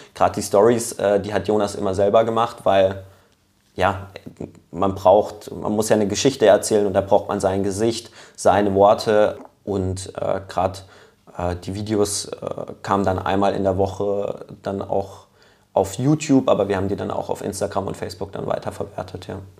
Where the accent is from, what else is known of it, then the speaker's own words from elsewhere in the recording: Lörrach, Baden-Württemberg, Germany; ich komme ja aus Lörrach ähm, gebürtig